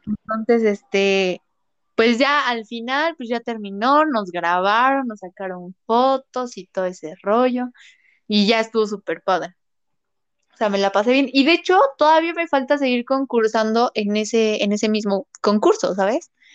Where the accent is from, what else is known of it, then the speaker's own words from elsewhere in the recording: Puebla, Mexico; soy, soy de Puebla